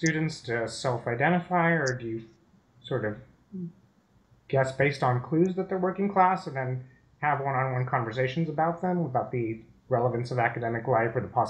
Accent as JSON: {"language": "English", "country": "India", "moved": "as an adult", "said": "I'm originally from India."}